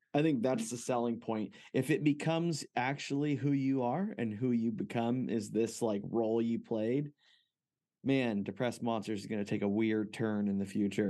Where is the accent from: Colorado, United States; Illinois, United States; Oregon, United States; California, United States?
California, United States; Fresno; I grew up in Fresno, California